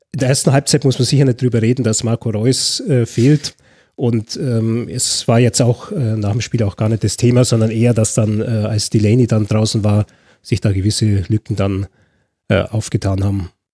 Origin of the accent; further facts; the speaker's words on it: Swabia, Germany; bin ich Schwabe